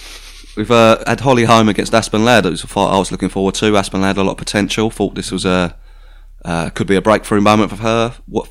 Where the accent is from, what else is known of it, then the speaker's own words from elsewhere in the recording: United Kingdom; Yeah, we're British, so I like seeing a British person on there using sort of British dialect and stuff like that.